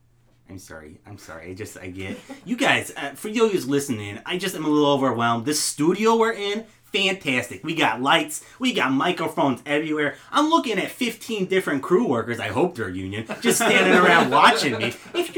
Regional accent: Minnetonka, Minnesota, United States; now in Los Angeles, United States; No, I grew up in Minnetonka, Minnesota.

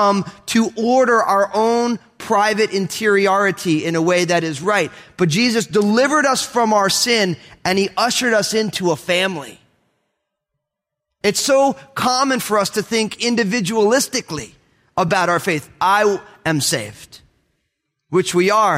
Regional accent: Northeast, United States; I'm all Italian from the Northeast.

